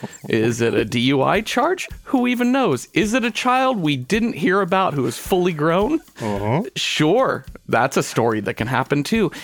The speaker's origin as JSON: {"language": "English", "town": "Mesquite", "region": "Texas", "country": "United States", "tie": "born or raised there", "said": "I grew up in the suburbs of Dallas, Texas, in Mesquite is the name of my hometown"}